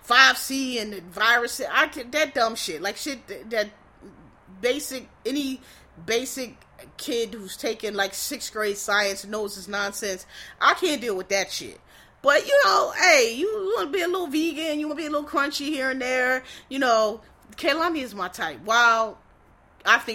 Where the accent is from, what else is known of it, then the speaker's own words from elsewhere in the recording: Philadelphia, Pennsylvania, United States; I was born and raised in Philadelphia.